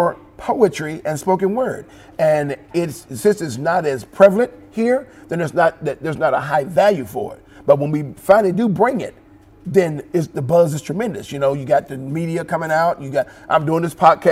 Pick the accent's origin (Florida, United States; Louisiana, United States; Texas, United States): Texas, United States; Jacksonville; I am from Jacksonville, Texas